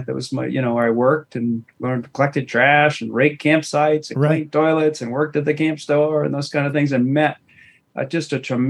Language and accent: English; Dexter, Maine, United States; Dexter, Maine.